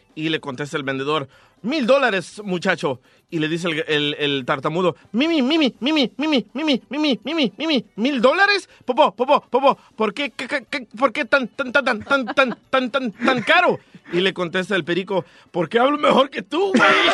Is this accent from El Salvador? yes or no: yes; Atiquizaya, Ahuachapán, El Salvador; soy de Tiquisaya